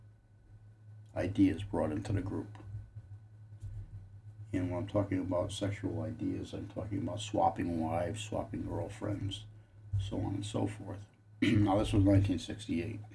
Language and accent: English; Connecticut, United States; my home state of Connecticut